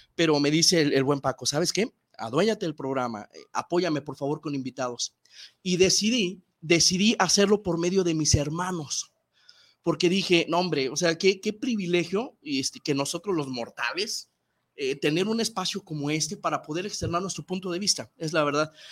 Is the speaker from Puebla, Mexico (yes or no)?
no; Guadalajara, Jalisco, Mexico; voy Chivas meramente porque soy tapatío